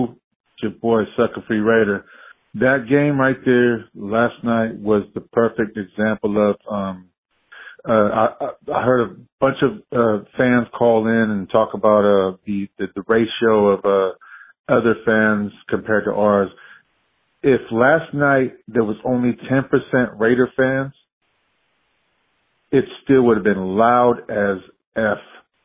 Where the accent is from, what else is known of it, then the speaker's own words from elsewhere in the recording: California, United States; I've been there. I'm from the Bay. I fly out all the time to go to games